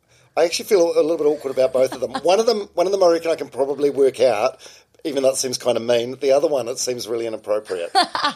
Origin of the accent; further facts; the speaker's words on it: Palmerston North, Manawatū-Whanganui, New Zealand; I'm from Palmerst North